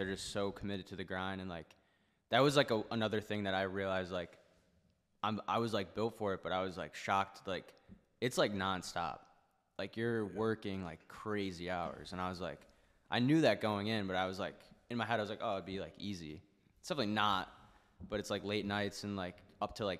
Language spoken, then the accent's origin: English; Rochester, New York, United States; moved away; I'm in New York City. Like, I'm from Rochester